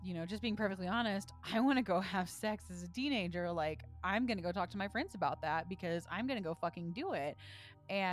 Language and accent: English; the South, United States; I grew up in the South